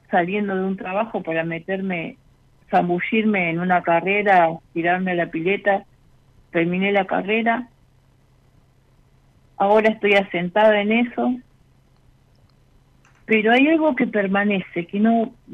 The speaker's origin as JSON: {"language": "Spanish", "region": "Buenos Aires Province", "country": "Argentina", "said": "De la parte sur de la, del AMBA."}